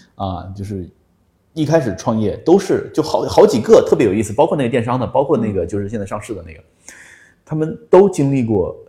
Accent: Hunan, China; 我说湖南人

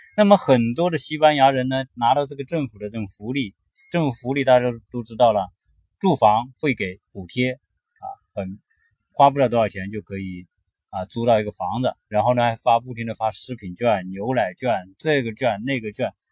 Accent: China; now in California, United States; 我们中国人来到美国

